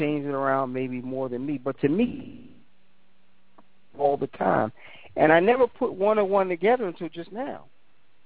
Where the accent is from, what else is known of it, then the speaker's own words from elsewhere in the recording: New York, United States; growing up in New York